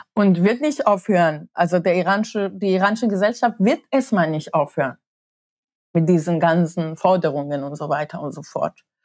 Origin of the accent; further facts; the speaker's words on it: Tehran, Tehran Province, Iran; moved away; Ich bin während des, des Iran-Irak-Krieges geboren und in Teheran.